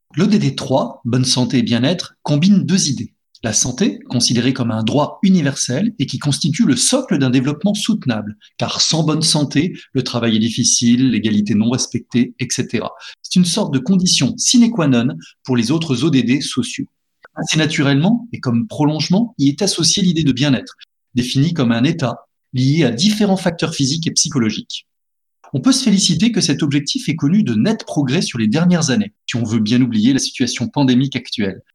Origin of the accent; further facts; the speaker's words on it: France; chez nous en France